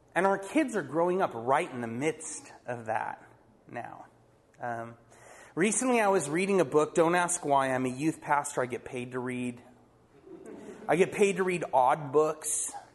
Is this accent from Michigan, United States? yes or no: no; Poway, California, United States; I grew up in Poway